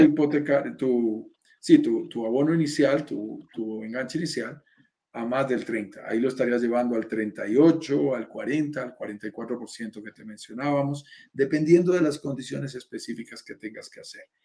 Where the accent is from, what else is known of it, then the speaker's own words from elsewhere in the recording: Bogotá, Colombia; mi país, en Colombia.